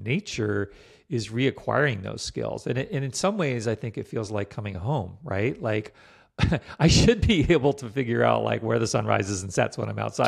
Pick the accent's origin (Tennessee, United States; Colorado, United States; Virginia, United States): Virginia, United States; moved away; also born or lived in Vermont; I grew up in Virginia